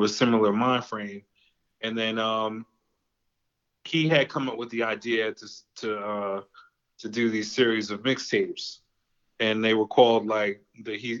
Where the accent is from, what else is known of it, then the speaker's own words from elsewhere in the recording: White Plains, New York, United States; now in Cleveland, United States; I grew up in White Plains